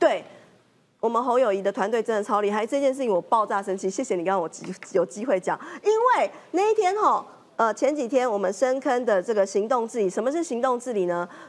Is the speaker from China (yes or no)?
no; Taiwan; 我们是真真诚诚的面对我们台湾的人民，我们台湾人民赋予我们的使命